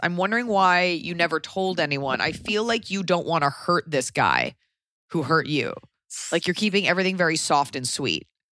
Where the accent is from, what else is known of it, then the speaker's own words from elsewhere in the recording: Los Angeles, California, United States; I'm from Laurel Canyon